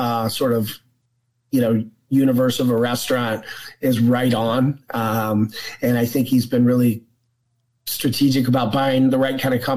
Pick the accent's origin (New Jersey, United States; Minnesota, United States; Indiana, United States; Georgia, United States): Georgia, United States; Atlanta; moved away as an adult; also born or lived in New York / Florida / Connecticut; I'm from Atlanta, Georgia.